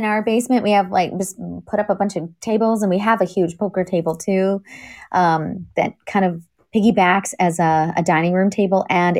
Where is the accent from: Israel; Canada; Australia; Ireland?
Canada; also born or lived in England; now in United States; being a Canadian